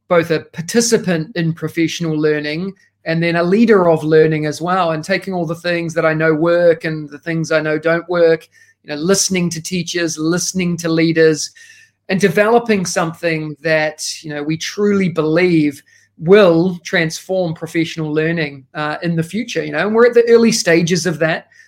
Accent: New Zealand; moved away as an adult; now in Singapore; As you can tell by the accent, I am originally from New Zealand

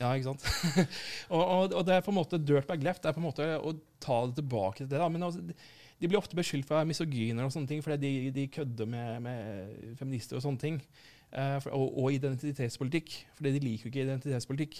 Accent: Arendal, Agder, Norway; kommer fra Arendal sjøl

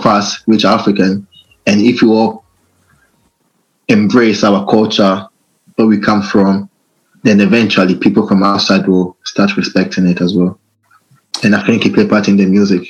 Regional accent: Italy; now in Reading, United Kingdom; I was born in Italy, raised up there

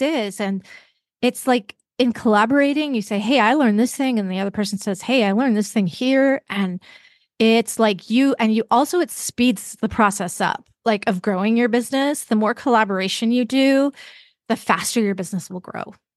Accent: Vancouver, British Columbia, Canada; also born or lived in Seattle area; now in Seattle, United States; I live in the Seattle area, but I grew up in Vancouver, British Columbia

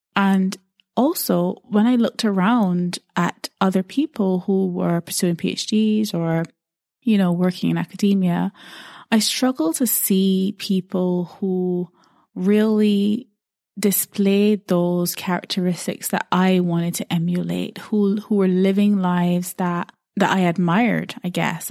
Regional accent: Barbados; now in United Kingdom; I'm based in the U K, but I grew up in Barbados

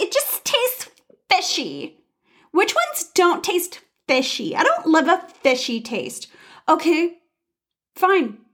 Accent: United States; we're American

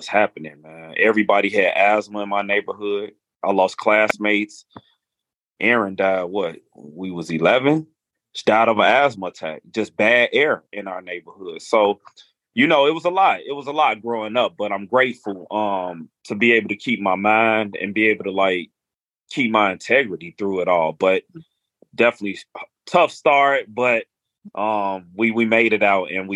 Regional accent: Chicago, Illinois, United States; I'm from Chicago

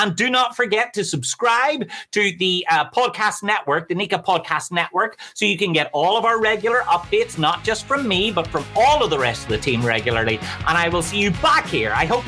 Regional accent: Belfast, Northern Ireland, United Kingdom; I'm from Belfast, so I have no idea what that number means, but I imagine it's good.

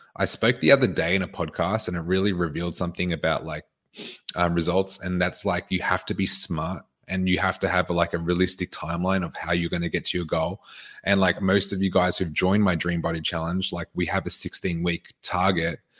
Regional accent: Queensland, Australia; now in Victoria, Australia; I was born here. I grew up in Queensland.

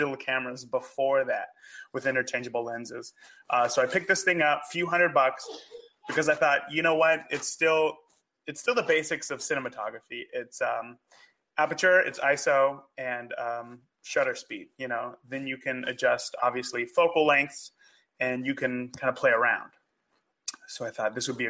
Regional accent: California, United States; moved away as an adult; now in Indianapolis, United States; I grew up in California, went to film school

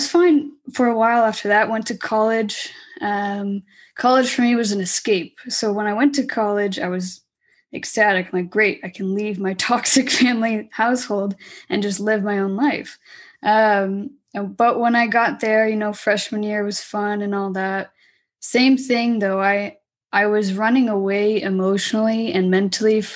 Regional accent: Orange County, California, United States; I was born and raised in Orange County

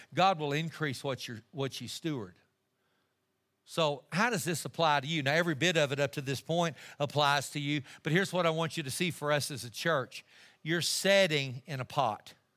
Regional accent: Amarillo, Texas, United States; I'm just a kid from Amarillo, Texas.

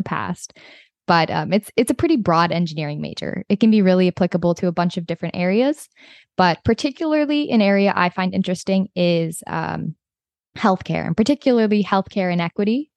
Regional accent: Hudson, Wisconsin, United States; moved away as an adult; now in Los Angeles, United States; I am originally from Hudson, Wisconsin

